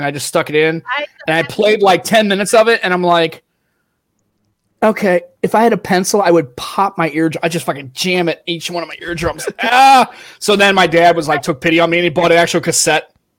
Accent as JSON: {"language": "English", "town": "St. Louis", "region": "Missouri", "country": "United States", "tie": "born or raised there", "said": "I grew up in St. Louis."}